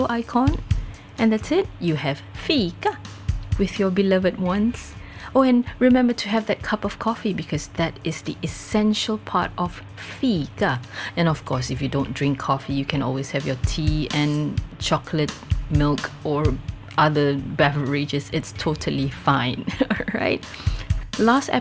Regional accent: Singapore; As a Singaporean

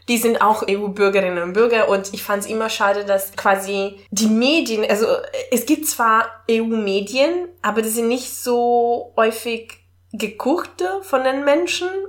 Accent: Italy; German is a second language; now in Germany; als Italienerin in Deutschland zu wohnen

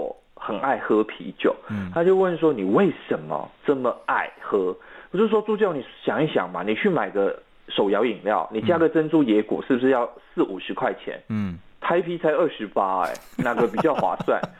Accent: Malaysia; first language Mandarin; 对，我的母语是华语嘛，嗯，那我们的国家的语言是马来语。

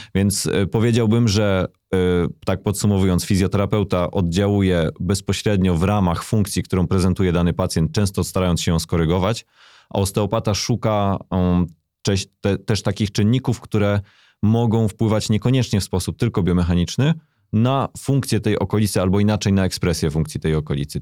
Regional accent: near Bochnia, Lesser Poland, Poland; To wtedy było gimnazjum w mojej małej miejscowości, z której pochodzę. Pochodzę z okolic Bochni

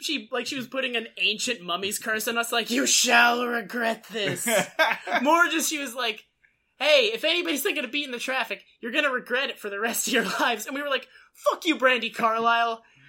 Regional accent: Massachusetts, United States; moved away; I get annoyed when people think I'm from Boston just because I'm from Massachusetts.

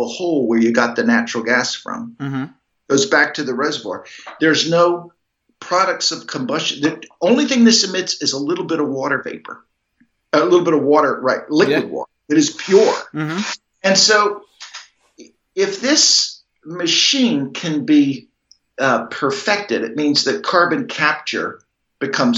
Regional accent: Lewisburg, Pennsylvania, United States; I grew up in Lewisburg

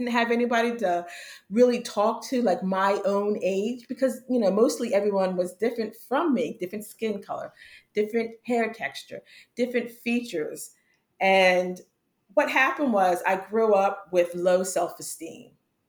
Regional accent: Pennsylvania, United States; I was living in Pennsylvania at the time. I'm originally from Pennsylvania.

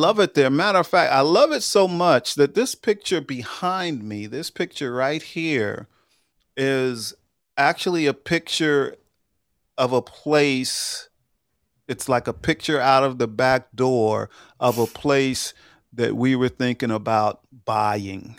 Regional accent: Long Island, New York, United States; moved away; also born or lived in Georgia; I grew up in Long Island

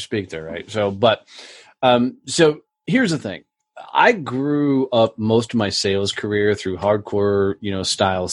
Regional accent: Fort Worth, Texas, United States; my hometown, Fort Worth, Texas

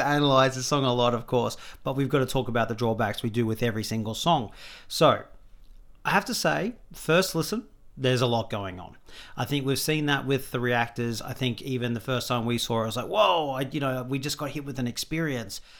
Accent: Australia; as an Australian

